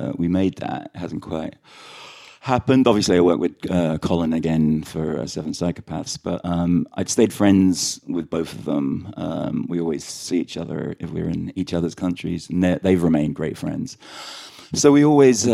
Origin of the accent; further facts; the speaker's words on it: London, United Kingdom; accent: London Irish; also born or lived in Sligo, Ireland; we grew up in London